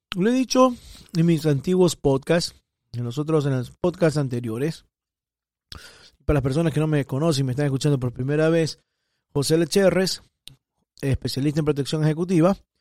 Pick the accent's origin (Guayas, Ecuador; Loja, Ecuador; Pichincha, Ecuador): Guayas, Ecuador; Guayaquil; now in Miami, United States; Soy guayaco, guayaquileño de Ecuador. Y vivo acá en Estados Unidos, en Miami